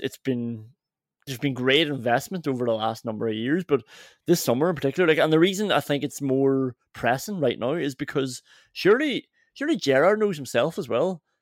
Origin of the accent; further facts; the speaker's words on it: England, United Kingdom; as an English football fan